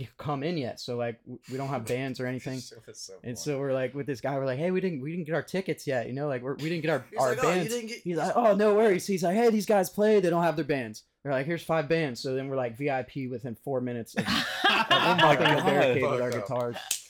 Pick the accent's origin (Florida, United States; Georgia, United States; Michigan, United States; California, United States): Florida, United States; Daytona Beach; we're from Daytona Beach, so a little ways away